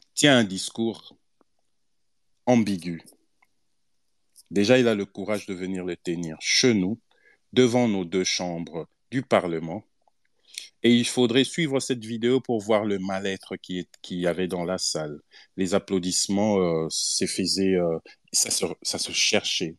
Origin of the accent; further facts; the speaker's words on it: DR Congo; Nous sommes congolais parce que Dieu a planté nos aïeux au Congo